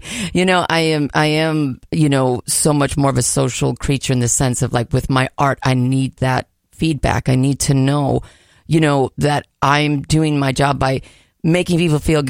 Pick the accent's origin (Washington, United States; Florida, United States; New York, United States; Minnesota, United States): Minnesota, United States; now in California, United States; I'm from Minnesota